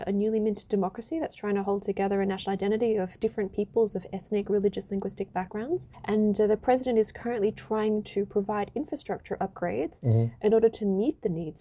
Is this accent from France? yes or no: no; Perth, Western Australia, Australia; I was born in Perth in Western Australia, and I spent a lot of my childhood in that region